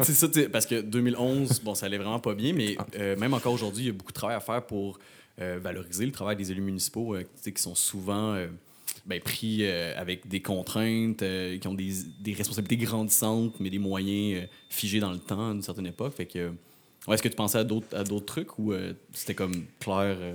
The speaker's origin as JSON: {"language": "French", "town": "Rimouski", "region": "Quebec", "country": "Canada"}